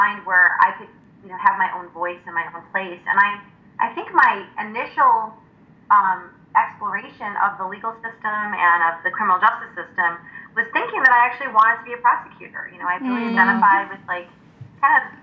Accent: Chicago, Illinois, United States; I am a Chicagoan, a native Chicagoan

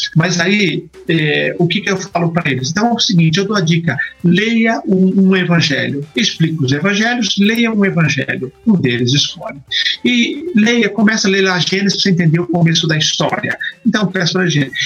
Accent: ABC Paulista region, São Paulo, Brazil; moved away as an adult; also born or lived in Piracicaba / Atlanta, United States; now in Campinas, Brazil; Eu sou da região do ABC Paulista

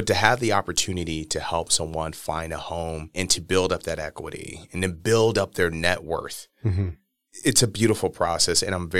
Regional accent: Milwaukee, Wisconsin, United States; But I'm just going to say it flat out, especially growing up in Milwaukee.

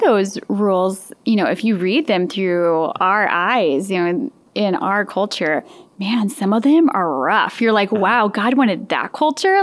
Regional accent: St. Louis, Missouri, United States; moved away; I'm from the St. Louis area

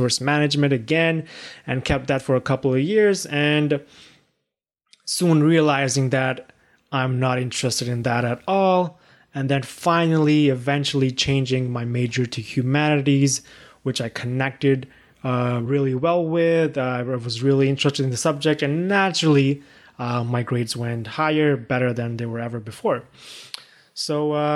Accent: Pakistan; moved away as an adult; also born or lived in China; now in Canada; I was born in China, raised in Pakistan, and I came here to Canada at age 18 for my undergraduate studies

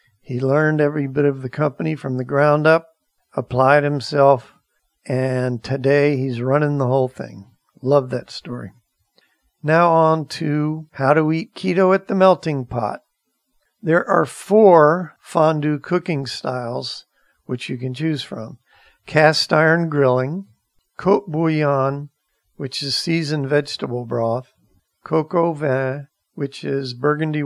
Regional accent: Maitland, Florida, United States; where I grew up in Maitland, Florida

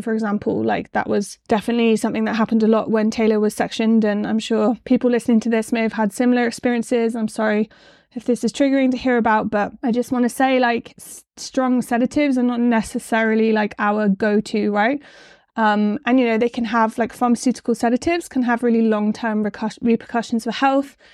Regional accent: West Country, South West England, United Kingdom; accent: West Country; my West Country accent

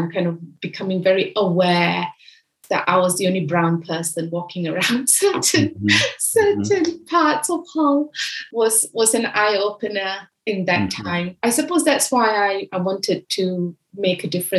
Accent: Malaysia; moved away as an adult; now in United Kingdom; Growing up in Malaysia and going through the Malaysian education system

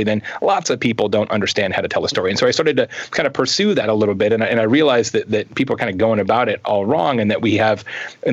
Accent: Arizona, United States; I grew up in Arizona, so I was pretty close to the Mexican border

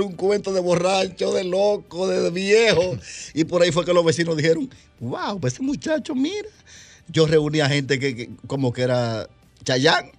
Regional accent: Santo Domingo Oeste, Distrito Nacional, Dominican Republic; yo a los ocho años estaba aquí ya, en, en Las Palmas de Herrera

